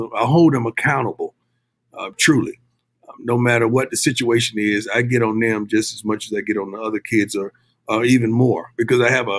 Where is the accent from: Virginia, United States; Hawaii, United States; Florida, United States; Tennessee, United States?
Florida, United States; now in Texas, United States; You know, I'm from the South, man. You know, I grew up in Florida, reside in Texas.